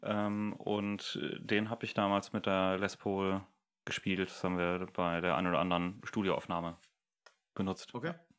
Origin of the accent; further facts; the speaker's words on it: Germany; wir als Deutsche